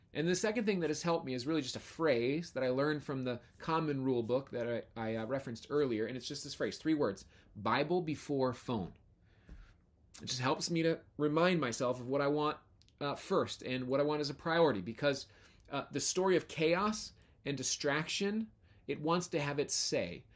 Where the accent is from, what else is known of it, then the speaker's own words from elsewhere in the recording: United States; As American Christians